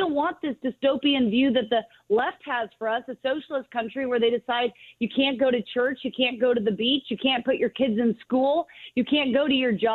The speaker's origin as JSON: {"language": "English", "region": "California", "country": "United States", "said": "I'm from California"}